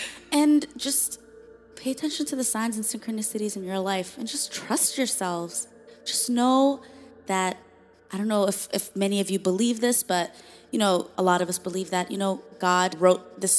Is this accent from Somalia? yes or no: yes; Somalia; We're from Somalia, former refugees. Best believe we know there's atrocities happening all over the world.